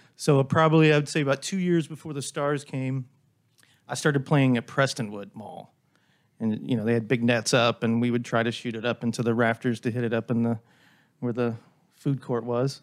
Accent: Dallas, Texas, United States; I grew up in Dallas, so I've grown up in this area my whole life

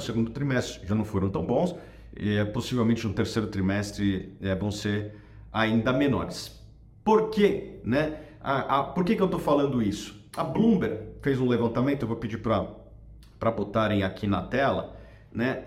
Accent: Brazil; como brasileiro

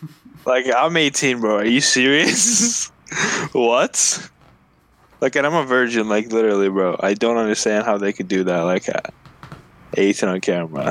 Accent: Alabama, United States; No, I'm from Alabama. I'm from Alabama.

